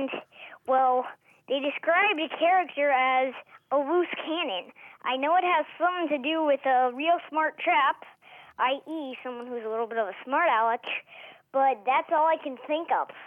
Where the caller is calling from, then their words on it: Dallas, Texas, United States; I'm calling from Dallas